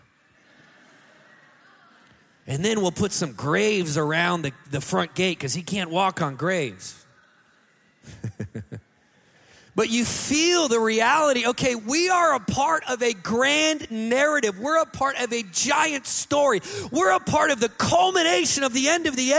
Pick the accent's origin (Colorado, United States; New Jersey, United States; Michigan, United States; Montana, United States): Montana, United States; also born or lived in Pennsylvania; now in California, United States; I grew up in Montana, and Montanans